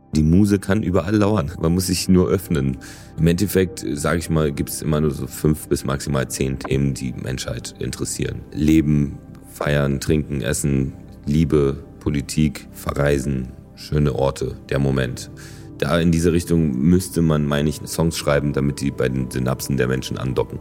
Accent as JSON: {"language": "German", "region": "Berlin", "country": "Germany", "tie": "born or raised there", "second_language": "German", "said": "ich bin auf jeden Fall, also Berliner durch und durch. So. Also natürlich habe ich dann auch einen, einen, deutschen Pass bekommen und so. Und also die Stadt ist voll meine Heimat"}